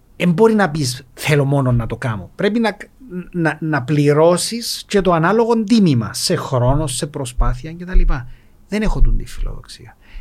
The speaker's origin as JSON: {"language": "Greek", "town": "Nicosia", "region": "Nicosia District", "country": "Cyprus", "tie": "born or raised there", "said": "μεγάλωσα στη Λευκοσία"}